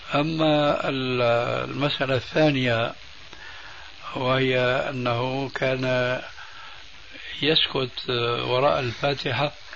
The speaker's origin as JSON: {"language": "Arabic", "country": "Syria", "said": "عندنا في سوريا"}